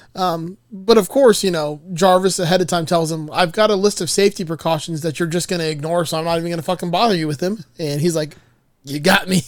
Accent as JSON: {"language": "English", "town": "Miami", "region": "Florida", "country": "United States", "said": "I'm from Miami"}